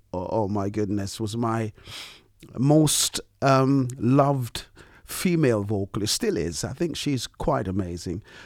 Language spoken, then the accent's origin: English; Montserrat; now in London, United Kingdom; I am from Montserrat.